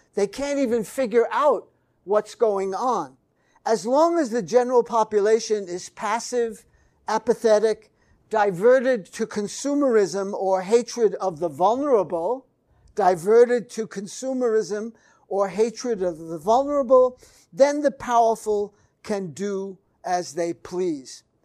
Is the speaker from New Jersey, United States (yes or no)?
no; New York City, New York, United States; New York City, my hometown